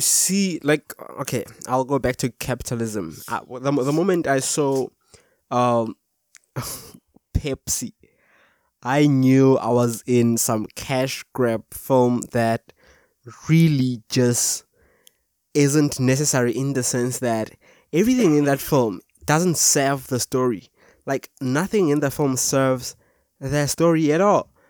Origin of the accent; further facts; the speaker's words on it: South Africa; from South Africa